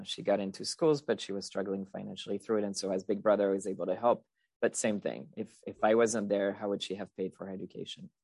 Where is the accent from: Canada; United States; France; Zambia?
France; English is a second language; moved away as an adult; I'm originally from France. I spent most of my childhood, uh, there through high school.